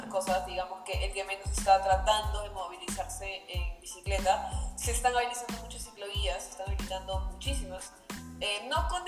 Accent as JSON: {"language": "Spanish", "region": "Lima", "country": "Peru", "tie": "born or raised there", "said": "yo nací en Lima. ¿Ya? Nací en Lima. Mi familia es de varias partes de Perú"}